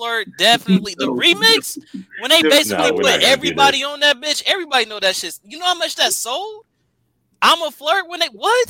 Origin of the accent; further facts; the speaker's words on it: West Coast, United States; I'm from the West Coast.